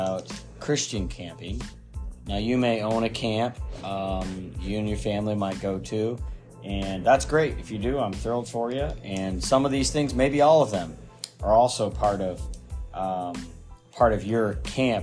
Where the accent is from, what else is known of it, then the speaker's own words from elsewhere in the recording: Midwest, United States; now in Maine, United States; I grew up in the Midwest.